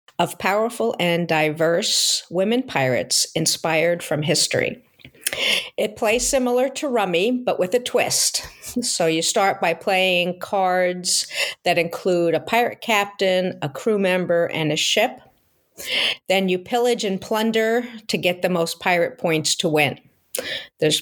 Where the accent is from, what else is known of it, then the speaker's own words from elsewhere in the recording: Long Island, New York, United States; also born or lived in Seattle area, Washington; now in Seattle, United States; I grew up on Long Island in New York